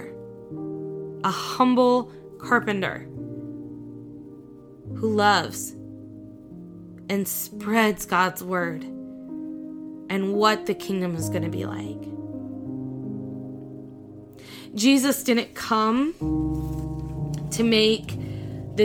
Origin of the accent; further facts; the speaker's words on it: Indiana, United States; now in Nebraska, United States; my hometown in Indiana